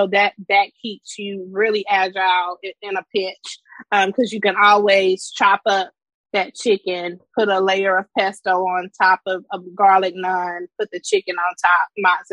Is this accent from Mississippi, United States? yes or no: yes; Cedar Bluff, Mississippi, United States; also born or lived in Houston, Texas; now in Washington, DC, United States; I'm from the country. I'm from Cedar Bluff, Mississippi